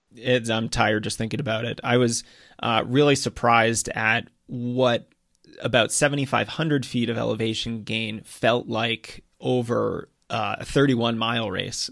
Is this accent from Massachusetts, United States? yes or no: yes; Massachusetts, United States; growing up in Massachusetts